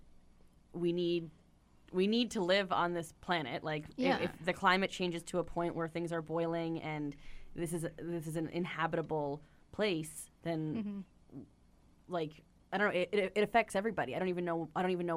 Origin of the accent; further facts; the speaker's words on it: Newfoundland and Labrador, Canada; I'm from Newfoundland, where people live off the cod fishery